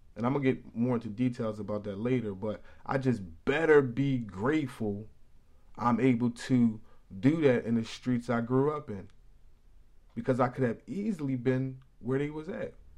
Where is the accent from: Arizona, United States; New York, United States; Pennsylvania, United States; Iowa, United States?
Pennsylvania, United States; Philadelphia; also born or lived in Paddington, New Jersey; I'm from West Philly